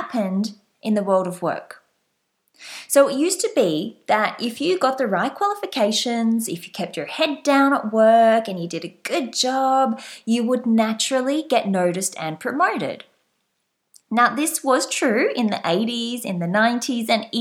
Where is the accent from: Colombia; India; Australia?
Australia; also born or lived in France; I'm Australian. You might have guessed from my slight accent. And right now, I am based back in Australia.